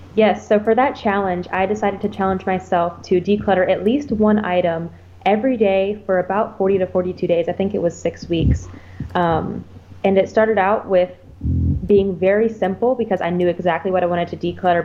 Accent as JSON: {"language": "English", "region": "Ohio", "country": "United States", "tie": "born or raised there", "also_born_or_lived": "Texas", "moved": "as an adult", "lives_now": "Okinawa, Japan", "said": "I grew up in Ohio in the US and then I joined the military"}